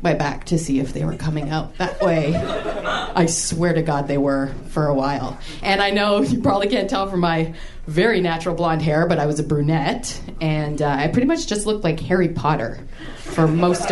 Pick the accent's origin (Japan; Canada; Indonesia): Canada; I'm Canadian